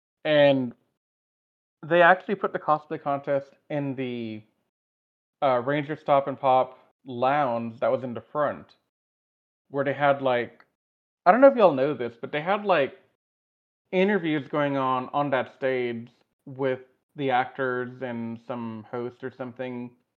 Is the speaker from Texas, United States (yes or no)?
yes; Houston, Texas, United States; given I'm from Houston, and we're in a heat stroke, like in a heat wave right now.